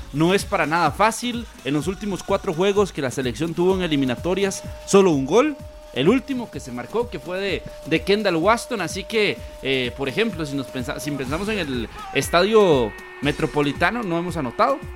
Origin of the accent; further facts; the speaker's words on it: Costa Rica; como costarricenses